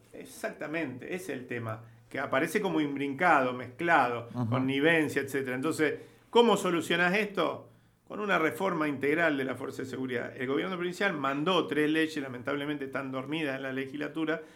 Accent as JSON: {"language": "Spanish", "town": "Rosario", "region": "Santa Fe", "country": "Argentina", "said": "Acá estamos en Santa Fe, yo soy de Rosario"}